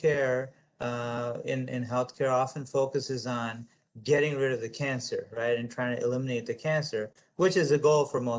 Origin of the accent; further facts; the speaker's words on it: United States; I'm an American, I'm a proud American